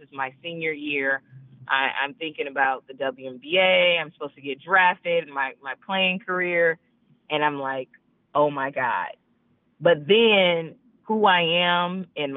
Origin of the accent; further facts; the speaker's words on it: California, United States; moved away; also born or lived in Oregon; I'm from California